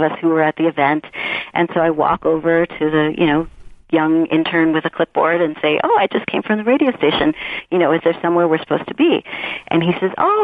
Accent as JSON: {"language": "English", "region": "New York", "country": "United States", "moved": "yes", "lives_now": "Los Angeles, United States", "said": "I'm originally from New York. And I'm Puerto Rican and I'm from the Bronx"}